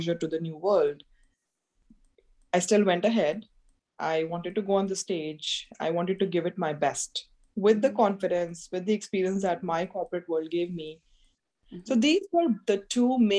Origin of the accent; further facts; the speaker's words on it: India; being an Indian woman coming from a middle-class family